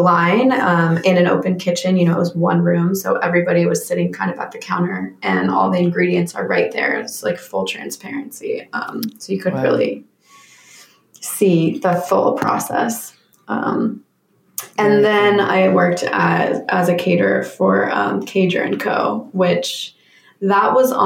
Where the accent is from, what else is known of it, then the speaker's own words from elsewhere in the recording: Jeffersonville, Vermont, United States; moved away as an adult; I am originally from Vermont, born and raised.